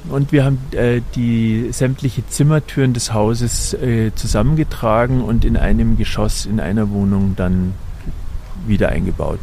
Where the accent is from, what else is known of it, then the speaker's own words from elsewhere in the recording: Munich, Bavaria, Germany; wir sind ja Münchner